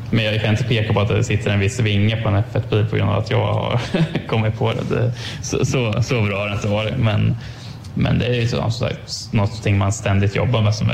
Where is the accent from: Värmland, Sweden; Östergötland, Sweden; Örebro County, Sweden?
Örebro County, Sweden; Örebro; Ja, vi är båda, vi är båda från Örebro.